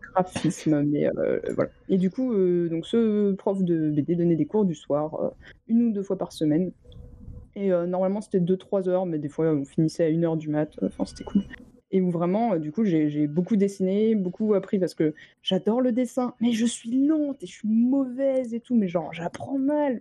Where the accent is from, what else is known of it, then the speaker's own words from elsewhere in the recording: Orléans, Centre-Val de Loire, France; j'ai grandi euh, à Orléans